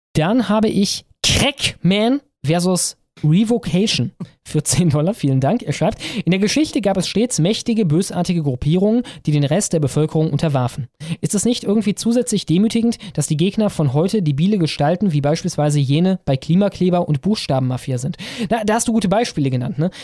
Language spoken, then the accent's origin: German; Ruhr area, North Rhine-Westphalia, Germany; moved away; während ich da gelebt habe